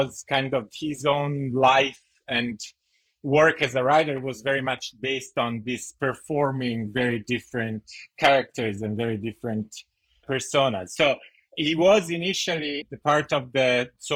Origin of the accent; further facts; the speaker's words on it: Italy; moved away; also born or lived in United States; I'm a graduate student from Yale, I'm Italian, I'm American